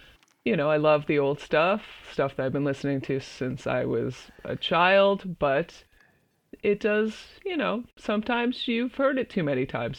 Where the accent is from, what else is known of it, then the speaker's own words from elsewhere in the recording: right outside of Boston, Massachusetts, United States; I grew up in right outside of Boston, Massachusetts.